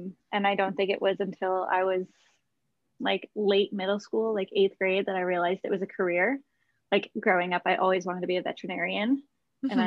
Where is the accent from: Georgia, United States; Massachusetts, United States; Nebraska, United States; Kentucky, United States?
Massachusetts, United States; suburban; now in Oakland, United States; I grew up in suburban Massachusetts